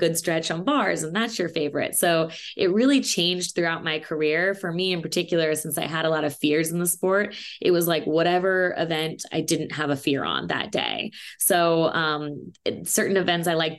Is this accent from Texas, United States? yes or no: no; Indianapolis, Indiana, United States; moved away as an adult; also born or lived in California; I am from Indianapolis, Indiana. I lived there for 18 years before I moved to California, where I went to college.